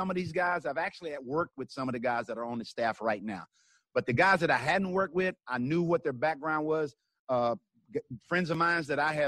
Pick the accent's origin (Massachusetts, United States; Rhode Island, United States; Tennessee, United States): Tennessee, United States; also born or lived in Kansas City; I'm from Tennessee